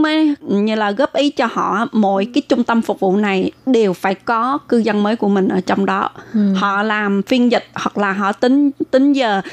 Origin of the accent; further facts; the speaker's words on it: Vietnam; moved away as an adult; now in Taiwan; Mình đều là người Việt Nam